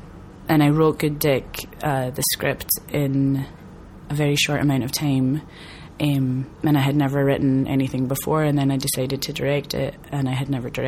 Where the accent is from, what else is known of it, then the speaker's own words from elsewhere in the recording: Scotland, United Kingdom; moved away as an adult; also born or lived in New York; now in Los Angeles, United States; I'm from Scotland.